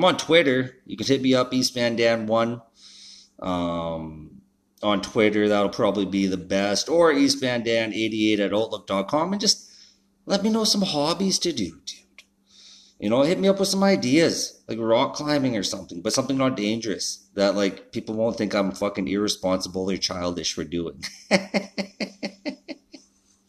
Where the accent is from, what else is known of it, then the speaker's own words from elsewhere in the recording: Canada; being a Canadian